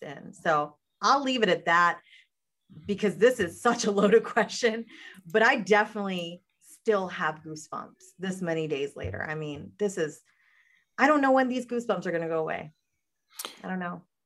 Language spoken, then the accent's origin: English; United States; I'm I'm born and raised on American soil